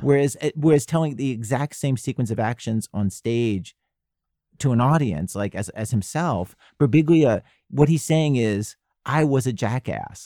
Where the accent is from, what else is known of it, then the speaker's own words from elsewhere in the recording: Baltimore, Maryland, United States; I grew up in Baltimore